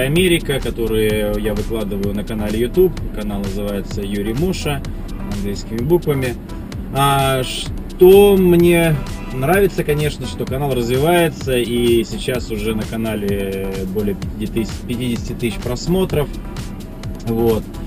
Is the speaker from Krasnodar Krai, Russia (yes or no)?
yes; Novorossiysk, Krasnodar Krai, Russia; now in United States; мой родной город Новороссийск